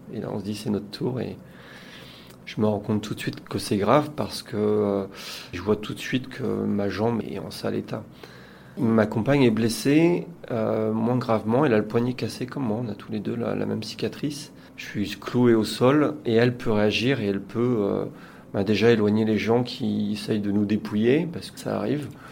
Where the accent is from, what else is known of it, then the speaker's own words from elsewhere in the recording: Saint-Malo, Brittany, France; je suis originaire de Saint-Malo